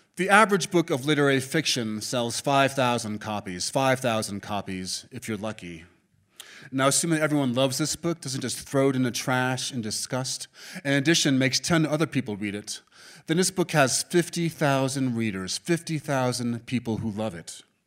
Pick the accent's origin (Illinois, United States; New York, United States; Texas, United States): New York, United States; New York City; I was born and raised in Manhattan